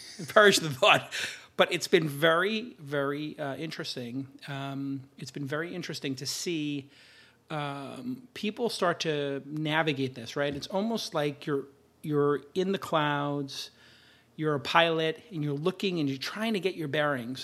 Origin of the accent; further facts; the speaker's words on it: New York City, New York, United States; I'm from Brooklyn